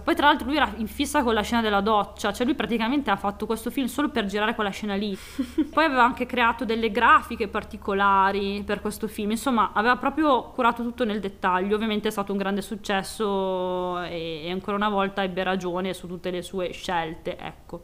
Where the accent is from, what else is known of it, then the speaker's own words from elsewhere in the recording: Piacenza, Emilia-Romagna, Italy; per noi Santa Lucia è praticamente il nostro Natale, perché noi siamo di Piacenza